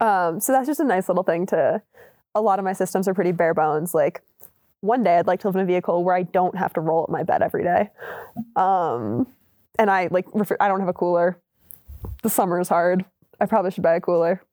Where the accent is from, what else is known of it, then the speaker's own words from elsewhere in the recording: Maryland, United States; moved away; I grew up in Maryland